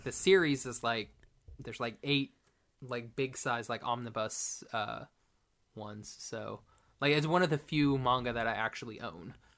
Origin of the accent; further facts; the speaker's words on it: Oklahoma, United States; I went to a private school in Oklahoma